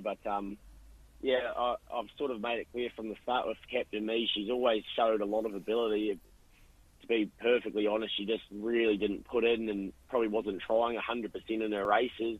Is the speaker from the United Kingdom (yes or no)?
no; New Zealand; now in Australia; probably being from New Zealand